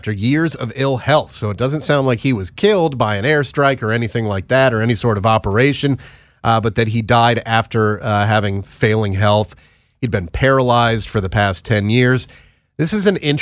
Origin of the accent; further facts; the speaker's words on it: United States; We are Americans.